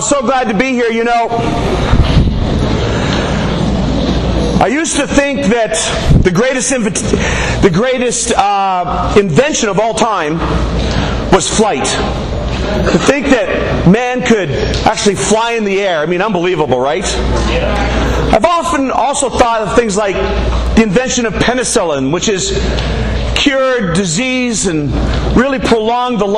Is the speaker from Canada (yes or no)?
yes; Canada; I'm from Canada.